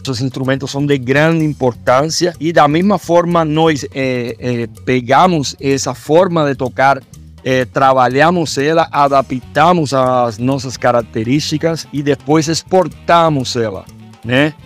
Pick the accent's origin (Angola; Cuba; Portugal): Cuba; moved away as an adult; also born or lived in Belo Horizonte, Brazil; now in Brazil; que é o meu país de origem